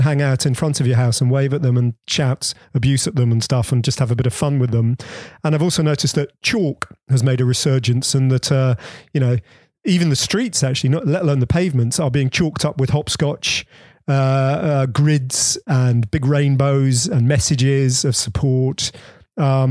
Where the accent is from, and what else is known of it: Bedford, East of England, United Kingdom; born or raised there